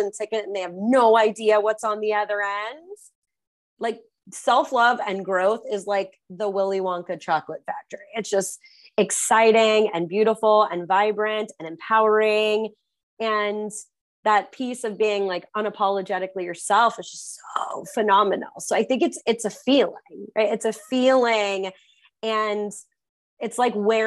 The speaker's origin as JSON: {"language": "English", "region": "California", "country": "United States", "tie": "born or raised there", "said": "growing up in California"}